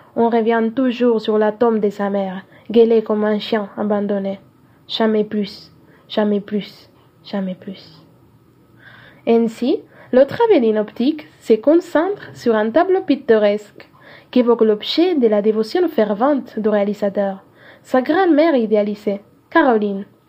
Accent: Cajamarca, Peru; French is a second language; Je viens du nord-orient du Pérou, en particulier de Cajamarca.

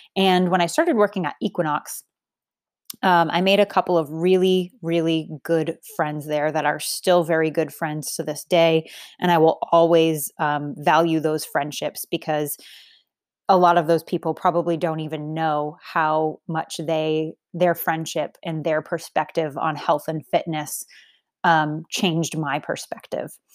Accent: Boston, Massachusetts, United States; I grew up in Boston. Massachusetts

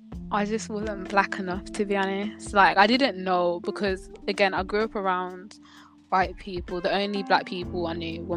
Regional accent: Birmingham, West Midlands, United Kingdom; I'm from Birmingham, I'm 16

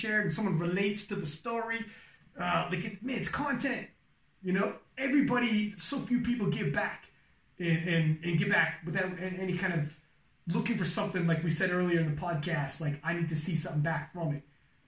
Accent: Canada; I'm from Canada

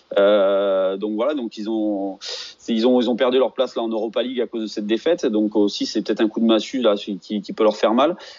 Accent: Auvergne-Rhône-Alpes, France; je suis auvergnat

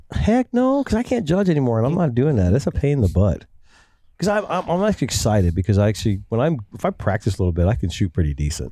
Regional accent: Ohio, United States; I'm from Ohio

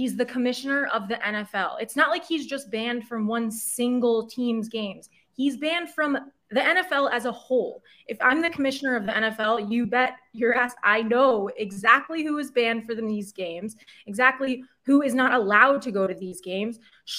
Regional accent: United States; I am from Washington

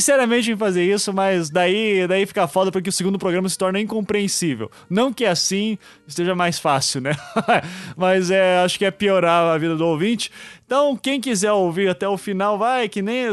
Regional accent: Brazil; nós somos brasileiros

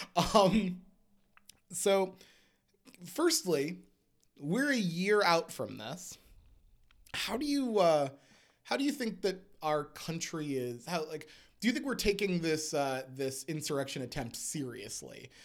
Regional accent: United States; we as an American people

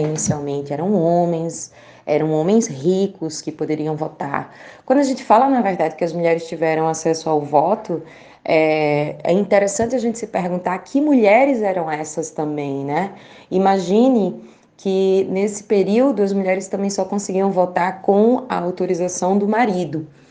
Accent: Caruaru, Pernambuco, Brazil; moved away as an adult; now in Brasília, Brazil; eu sou do semiárido pernambucano, eu venho de Caruaru, Pernambuco

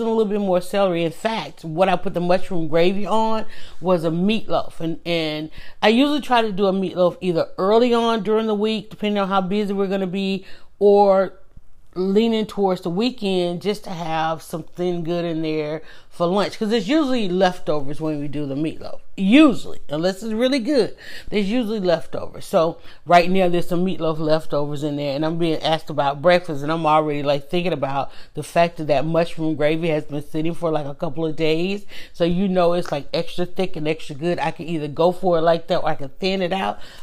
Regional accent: the South, Georgia, United States; I'm from the South. I'm in Georgia.

